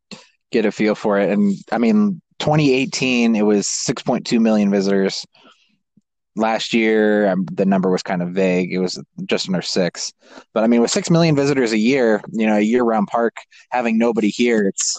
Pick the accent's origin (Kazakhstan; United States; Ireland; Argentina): Kazakhstan; Growing up where I grew up in Kazakhstan, we were at the base of, 13,000 to 23,000 foot peaks.